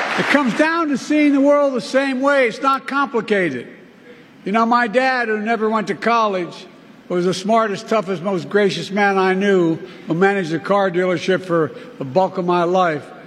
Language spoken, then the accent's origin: English; Delaware, United States; my home state of Delaware